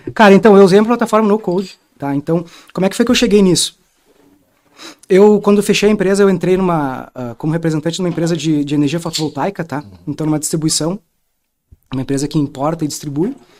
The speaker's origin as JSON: {"language": "Portuguese", "town": "Porto Alegre", "region": "Rio Grande do Sul", "country": "Brazil", "said": "Eu sou lá do Rio Grande do Sul, de Porto Alegre"}